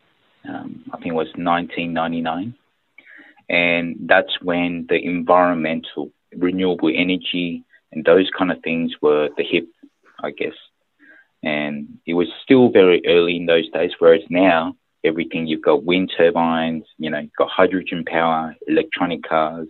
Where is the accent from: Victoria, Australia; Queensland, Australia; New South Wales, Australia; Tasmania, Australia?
New South Wales, Australia; Sydney; also born or lived in Busan, South Korea; I was born in Busan in South Korea. My father was posted by the company in Korea to look after the Australia office. And so my family, my mother and my younger brother moved over.